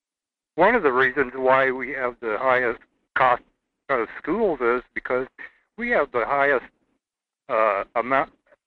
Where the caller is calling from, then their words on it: Seward, Alaska, United States; I'm calling you from Seward.